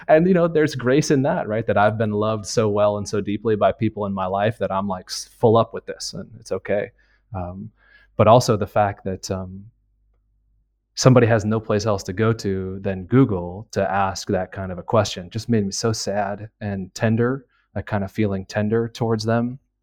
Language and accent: English; United States; moved away as an adult; now in Milan, Italy; I'm an American.